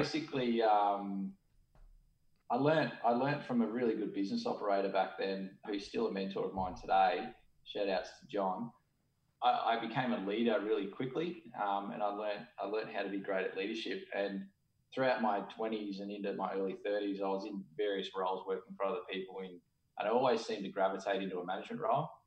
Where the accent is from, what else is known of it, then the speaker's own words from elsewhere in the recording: Australia; I'm an Aussie